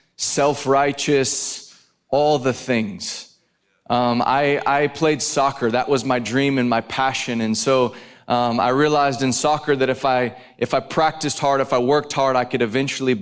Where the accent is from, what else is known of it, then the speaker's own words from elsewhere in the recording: Dallas, Texas, United States; I am from Dallas, but I have family in Cincinnati